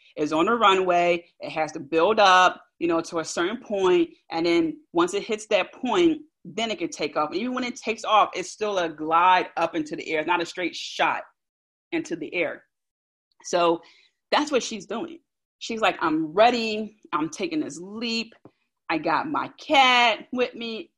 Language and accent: English; Philadelphia, Pennsylvania, United States; accent: South Philly; my South Philly accent